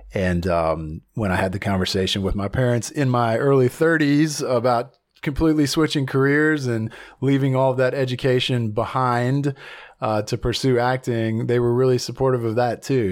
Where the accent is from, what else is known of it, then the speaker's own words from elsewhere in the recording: Blacksburg, Virginia, United States; moved away as an adult; also born or lived in Atlanta, Georgia / Nashville, Tennessee; now in Los Angeles, United States; I was born and raised in a little town called Blacksburg, Virginia, in Southern Virginia